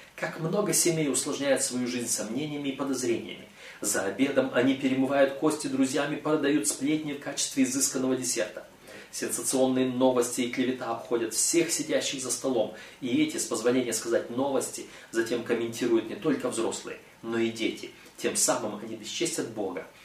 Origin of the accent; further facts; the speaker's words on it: Moldova; я родом из Молдовы, из Молдавии